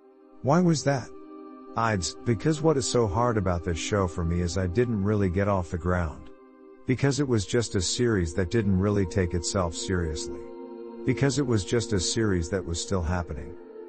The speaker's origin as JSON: {"language": "English", "region": "Indiana", "country": "United States", "said": "I'm from Indiana and they teach me where to look."}